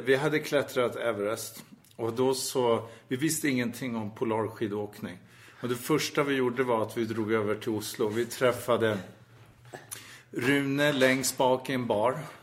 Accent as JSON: {"language": "Swedish", "country": "Sweden", "said": "vi är ju svenskar"}